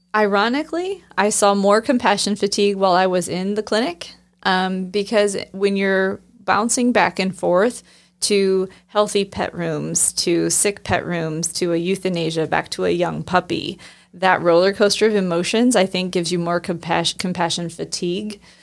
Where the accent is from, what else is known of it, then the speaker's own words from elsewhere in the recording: Northeast Indiana, United States; I grew up in Northeast Indiana